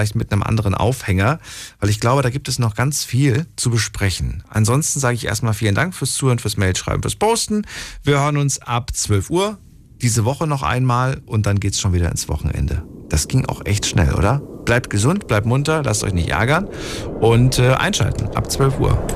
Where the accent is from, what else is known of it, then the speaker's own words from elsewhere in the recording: Slovakia; als Slowake.